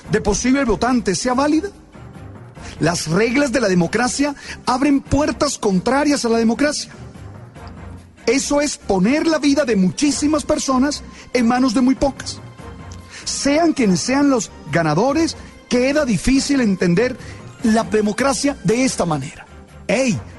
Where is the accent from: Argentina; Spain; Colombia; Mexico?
Colombia; nosotros como colombianos nos enorgullecemos de Cartagena.